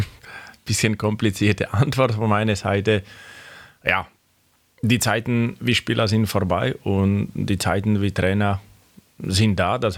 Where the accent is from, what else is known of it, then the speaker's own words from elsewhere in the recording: Slovakia; German is a second language; moved away as an adult; now in Röthenbach, Germany; Ich bin Junge, wo, wo war ich oder bin ich geboren auf dem Dorf. Das heißt auch in der Slowakei. Ich bin aufgewachsen auf dem Dorf